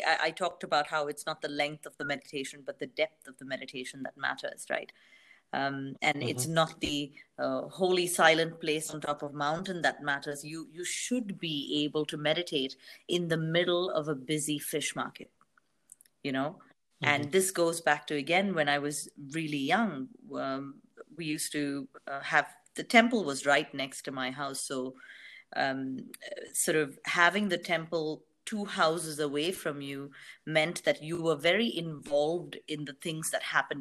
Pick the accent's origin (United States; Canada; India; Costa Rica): India; And I come from India